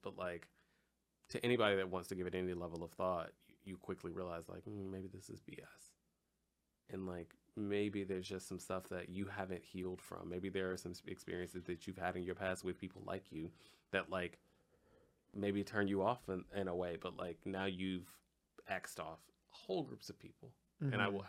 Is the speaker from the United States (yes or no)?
yes; Compton, California, United States; I'm a nigga from Compton.